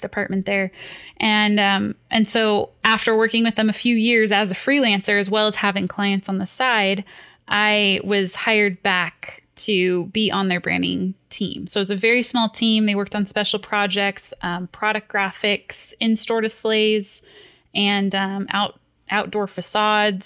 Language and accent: English; Fullerton, California, United States; I grew up in Fullerton, California